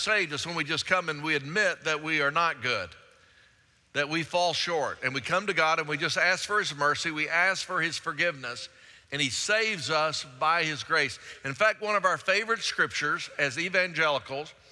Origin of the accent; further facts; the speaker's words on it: Pleasant Grove, Texas, United States; I grew up over in Pleasant Grove